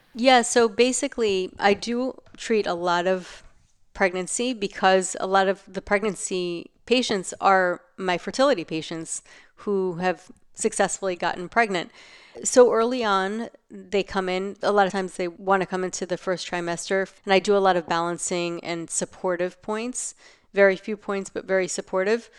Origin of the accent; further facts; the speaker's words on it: New York, United States; living in New York, growing up in New York